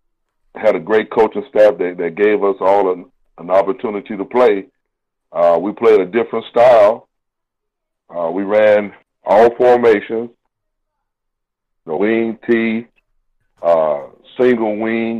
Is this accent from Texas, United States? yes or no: yes; San Angelo, Texas, United States; moved away as an adult; also born or lived in Fayetteville, Arkansas; I grew up playing in San Angelo, Texas